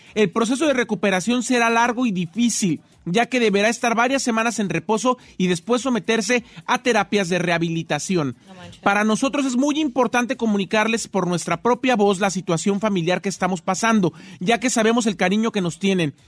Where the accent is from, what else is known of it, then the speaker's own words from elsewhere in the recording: Morelia, Michoacán, Mexico; yo soy de Morelia, Michoacán.